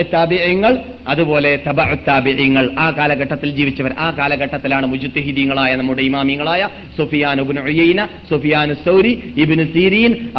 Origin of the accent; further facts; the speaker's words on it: Kasaragod, Kerala, India; ഞങ്ങളുടെ നാട്ടിനെ സംബന്ധിച്ചിടത്തോളം കാസർഗോഡ് മല്ലികാർജ്ജുന ദേവസ്ഥാനം